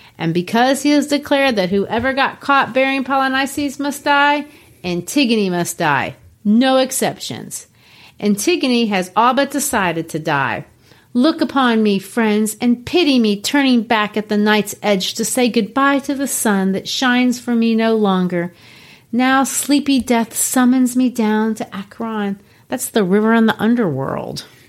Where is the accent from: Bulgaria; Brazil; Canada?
Brazil; Belo Horizonte, Minas Gerais; moved away; I grew up in Belo Horizonte, Brazil